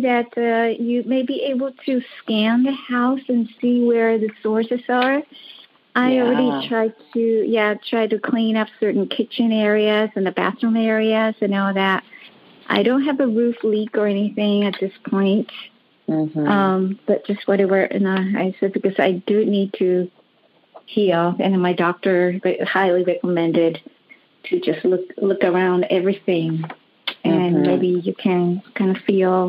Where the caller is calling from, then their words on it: Los Angeles, California, United States; Yes, I'm calling from Los Angeles.